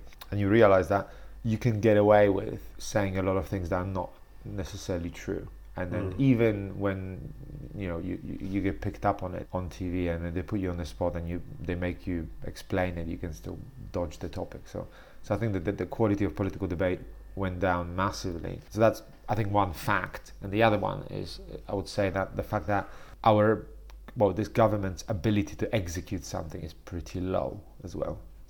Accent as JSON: {"language": "English", "town": "Warsaw", "region": "Masovian Voivodeship", "country": "Poland", "tie": "born or raised there", "second_language": "English", "said": "I was from Warsaw."}